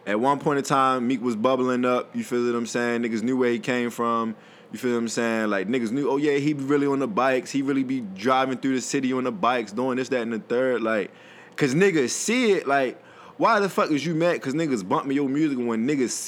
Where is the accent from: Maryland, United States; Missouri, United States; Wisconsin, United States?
Maryland, United States; Baltimore; I'm from Baltimore